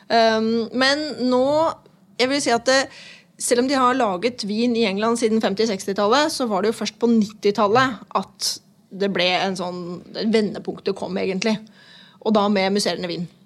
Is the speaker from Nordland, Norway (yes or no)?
no; Nesodden, Akershus, Norway; Jeg vil også presisere at jeg er også fra Nesodden.